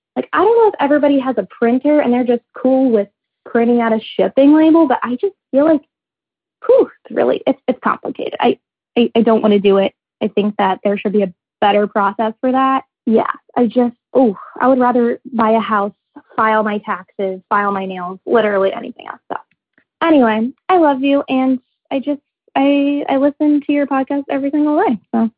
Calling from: Baltimore, Maryland, United States; I'm calling you from Baltimore.

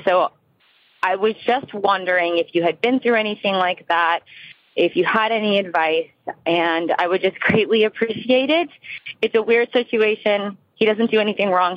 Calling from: New Jersey, United States; I am calling from New Jersey.

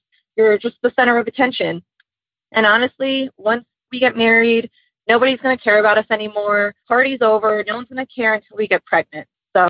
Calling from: Philadelphia, Pennsylvania, United States; I'm calling from Philly.

